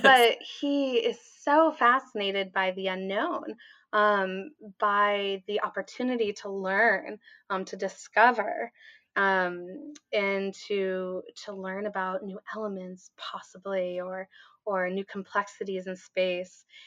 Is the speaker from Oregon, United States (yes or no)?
yes; Portland, Oregon, United States; also born or lived in California; I grew up in the Portland metro area